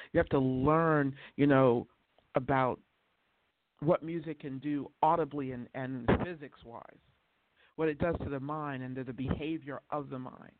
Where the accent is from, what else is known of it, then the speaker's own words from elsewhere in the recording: the South, United States; I come from the South, too.